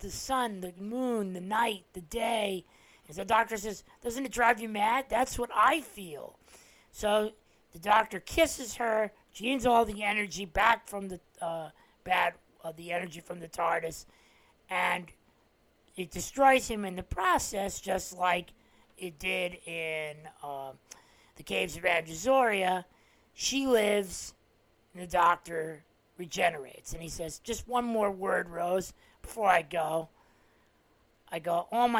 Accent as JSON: {"language": "English", "region": "New Jersey", "country": "United States", "tie": "born or raised there", "said": "as a New Jersey native"}